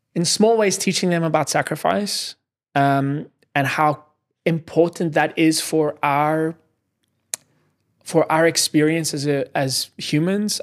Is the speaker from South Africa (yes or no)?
yes; South Africa; moved away as an adult; now in New York City, United States; I grew up in South Africa